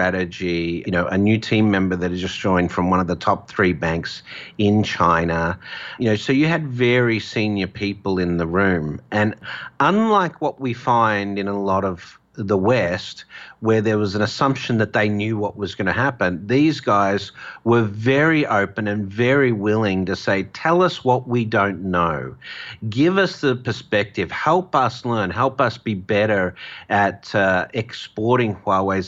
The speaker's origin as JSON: {"language": "English", "country": "Australia", "said": "in my home country, Australia"}